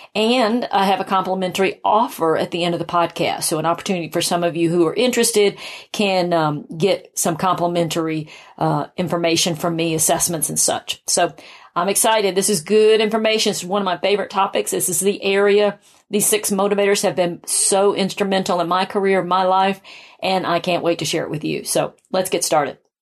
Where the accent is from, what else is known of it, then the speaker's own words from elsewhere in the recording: South Carolina, United States; moved away as an adult; now in Atlanta, United States; I had moved to Atlanta from my hometown of South Carolina